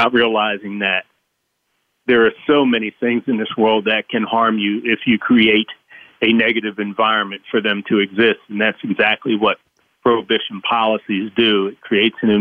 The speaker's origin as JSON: {"language": "English", "town": "Baltimore", "region": "Maryland", "country": "United States", "tie": "born or raised there", "said": "I was raised in Baltimore"}